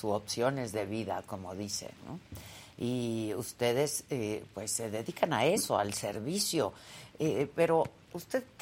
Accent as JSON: {"language": "Spanish", "country": "Mexico", "said": "Este, finalmente todos somos mexicanos independientemente de nuestra preferencia, ¿no? Todos somos mexicanos."}